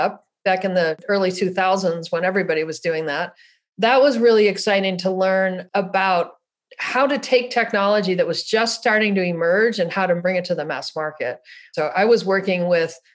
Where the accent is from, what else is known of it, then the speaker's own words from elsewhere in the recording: Buffalo, New York, United States; now in San Luis Obispo, United States; I was born in Buffalo, New York